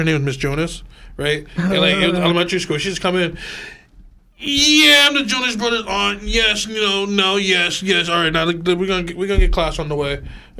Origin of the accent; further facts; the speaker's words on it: New Jersey, United States; I'm from Jersey.